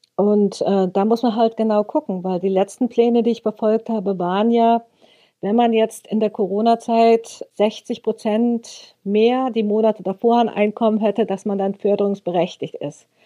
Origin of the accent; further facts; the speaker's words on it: Rössing, Lower Saxony, Germany; Ich komme aus Rössing, so heißt unser Dorf.